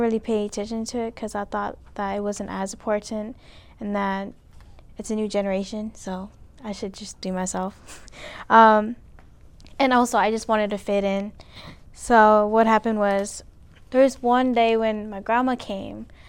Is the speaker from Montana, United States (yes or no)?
no; California, United States; now in Alaska, United States; I was born in California. I lived there my whole life